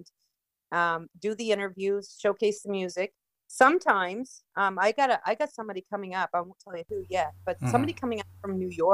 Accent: Fredericton, New Brunswick, Canada; I'm originally from New Brunswick, a little city called Fredericton.

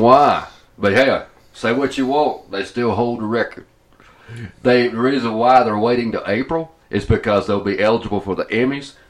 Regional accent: Atlanta, Georgia, United States; now in Ohio, United States; I'm from Atlanta, because, of course, they recognize my accent

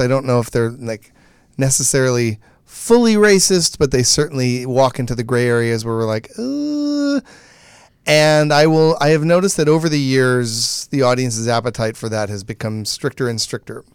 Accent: Michigan, United States; moved away; I grew up in Michigan

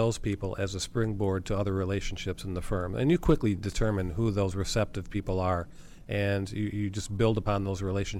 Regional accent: Cuba, New York, United States; I'm from Cuba, New York

